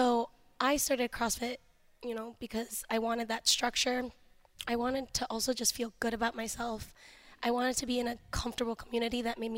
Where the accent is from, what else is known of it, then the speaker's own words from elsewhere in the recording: Cleveland, Ohio, United States; also born or lived in Youngstown, Ohio / Boardman, Ohio; I grew up, well, I'm born here in Cleveland. I ended up moving out to Youngstown. I lived in Boardman for a couple years. And then moved back here.